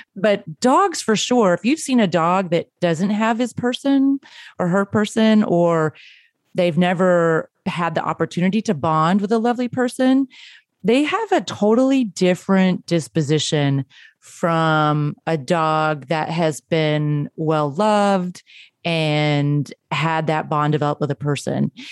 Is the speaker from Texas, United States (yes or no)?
yes; Texas, United States; growing up in Texas